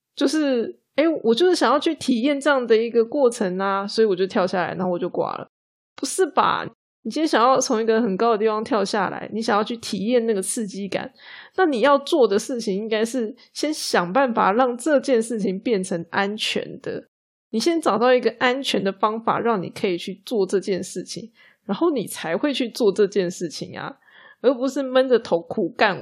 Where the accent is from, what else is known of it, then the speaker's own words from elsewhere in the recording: Taiwan; 我们台湾人呢，很容易就会觉得自己不够努力，不够尽心尽力这样子